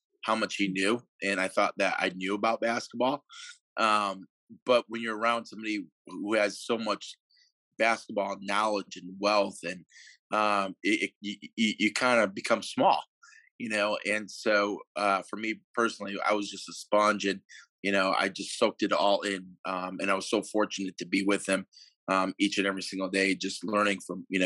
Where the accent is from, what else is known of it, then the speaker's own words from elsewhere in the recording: Connecticut, United States; also born or lived in Kansas / Eastern Michigan; now in Massachusetts, United States; I'm from Connecticut originally.